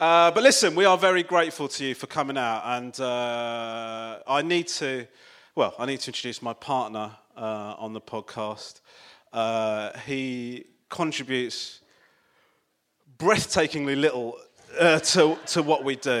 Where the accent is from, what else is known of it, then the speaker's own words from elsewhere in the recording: Crawley, South East England, United Kingdom; I'm from Crawley